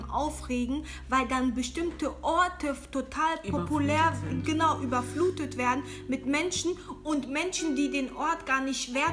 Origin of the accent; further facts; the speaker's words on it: DR Congo; now in Germany; Ich bin jetzt selber nicht ursprünglich aus Ghana